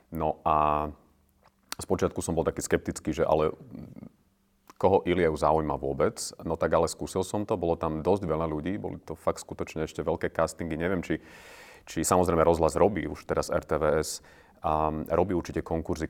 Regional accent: Námestovo, Žilina Region, Slovakia; moved away as an adult; now in Bratislava, Slovakia; narodil som sa na Orave a v námestove som žil do 18, potom som prišiel do Bratislavy

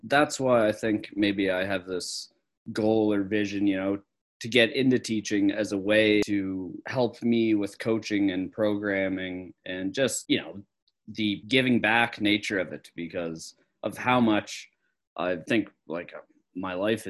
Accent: Clydesdale, Nova Scotia, Canada; now in Pelly Crossing, Canada; Clydesdale's out of Antigonish, which is the town. And I always thought, you know, kind of rural area, more rural.

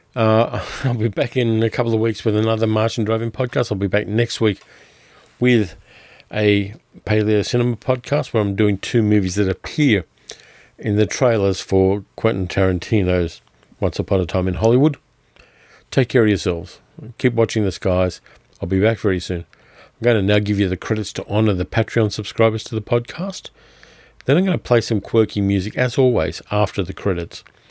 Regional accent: Australia; I'm Australian

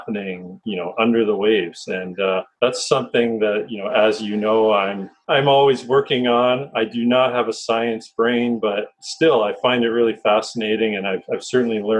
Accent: Ontario, Canada; a Canadian and growing up in this small town

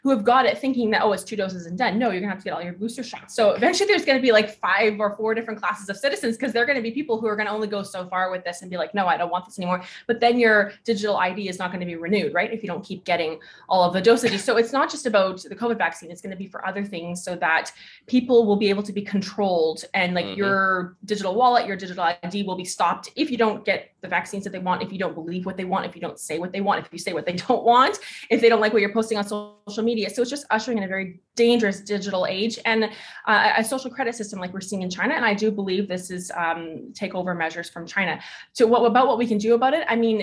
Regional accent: Canada; here in Canada as being Canadian citizens

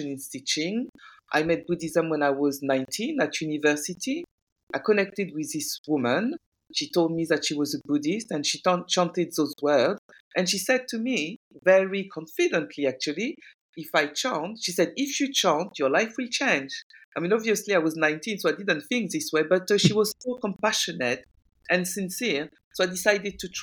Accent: France; moved away as an adult; also born or lived in Guinea; now in United Kingdom; I'm originally from Guinea-Conakry. I speak French. I was brought up in France.

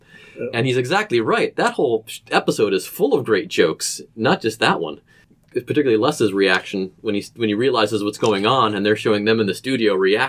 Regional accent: Cleveland, Ohio, United States; now in Cincinnati, United States; growing up in Cleveland

